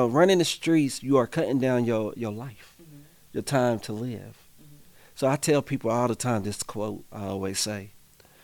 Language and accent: English; Indianapolis, Indiana, United States; I grew up on the Far East Side, so we got one of the top rates of unemployment.